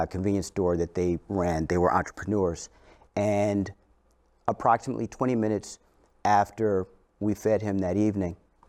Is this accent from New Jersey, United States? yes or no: no; St. Louis, Missouri, United States; I grew up in St. Louis